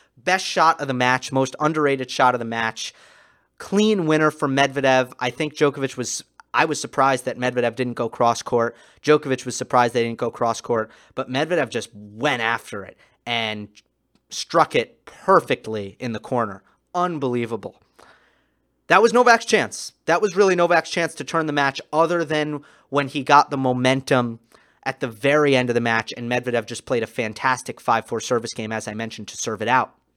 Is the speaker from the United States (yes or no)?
yes; New York, United States; I'm a New Yorker